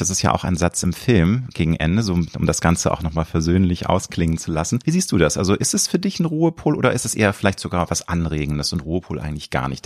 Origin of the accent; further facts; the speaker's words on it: Hamburg, Germany; in Hamburg warst du tätig, meiner Heimatstadt